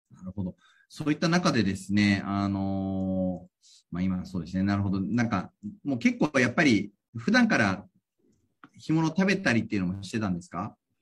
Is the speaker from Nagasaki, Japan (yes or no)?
no; Tokyo, Japan; 東京育ち